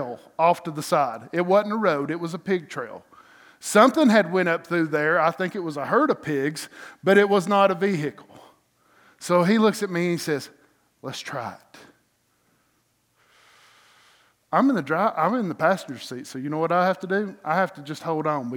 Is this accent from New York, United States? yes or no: no; North Georgia, United States; Growing up in North Georgia